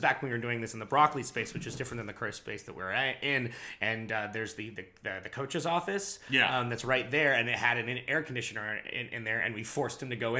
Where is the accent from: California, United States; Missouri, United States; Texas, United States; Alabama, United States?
California, United States; moved away; we're all from California.